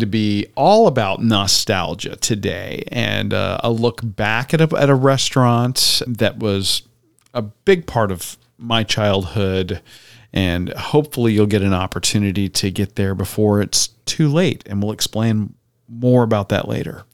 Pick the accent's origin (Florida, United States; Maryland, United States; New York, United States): Florida, United States; Tampa; my childhood growing up in Tampa.